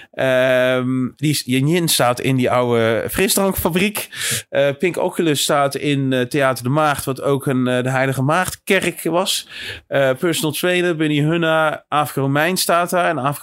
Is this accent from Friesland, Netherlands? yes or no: no; Bergen, North Holland, Netherlands; Ik kom zelf uit Bergen